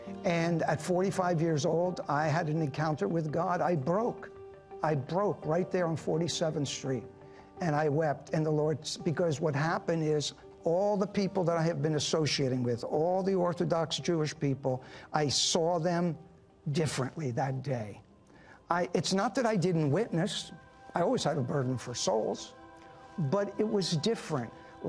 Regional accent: Netherlands; born there; I was born in Holland. And that was, at that time, Nazi-occupied Holland

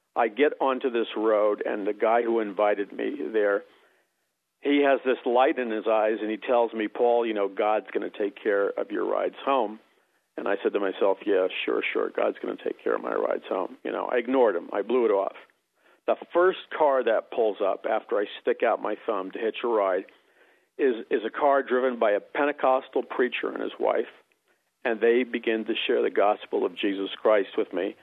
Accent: New York City, New York, United States; moved away; also born or lived in Missouri; I grew up in New York City

